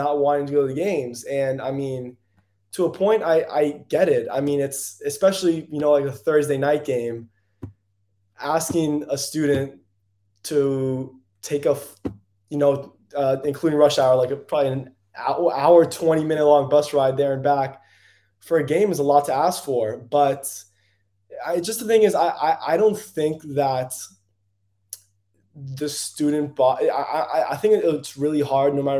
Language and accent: English; Fort Lauderdale, Florida, United States; I grew up in Fort Lauderdale.